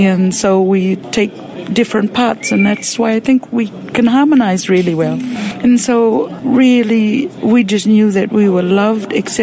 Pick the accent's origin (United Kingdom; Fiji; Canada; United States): Fiji; moved away as an adult; now in Australia; I grew up in Fiji.